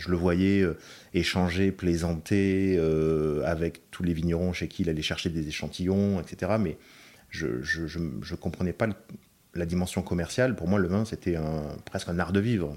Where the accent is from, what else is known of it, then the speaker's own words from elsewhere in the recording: France; moved away as an adult; also born or lived in London; je suis français